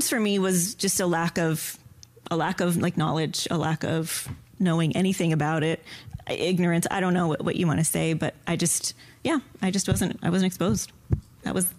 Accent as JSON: {"language": "English", "region": "Southern United States", "country": "United States", "tie": "born or raised there", "moved": "yes", "said": "I grew up in the Southern United States, which is known as the Bible Belt"}